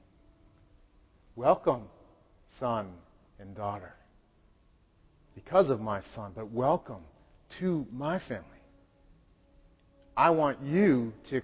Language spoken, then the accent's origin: English; Wellesley, Massachusetts, United States; also born or lived in Boston / Chelmsford; now in Haverhill, United States; I was born in Boston, lived in Chelmsford, grew up in Wellesley